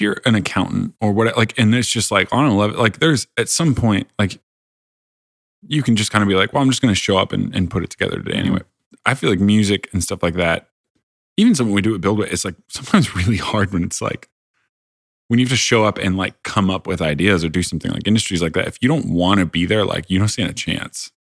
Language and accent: English; Indiana, United States; I grew up in Indiana